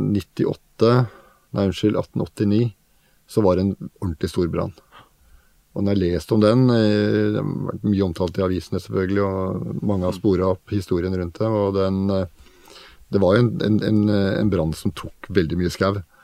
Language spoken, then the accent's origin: Norwegian; Oslo, Norway; Jeg vokste opp i Oslo på Oppsal og Bøler